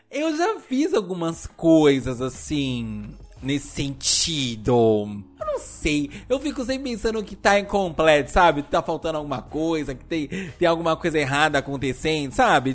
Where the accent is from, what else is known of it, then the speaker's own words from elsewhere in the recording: São Paulo, Brazil; Eu sou de São Paulo.